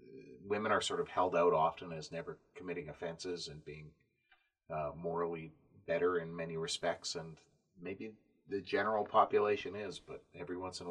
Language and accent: English; Canada; Feeling very smug as a Canadian these days.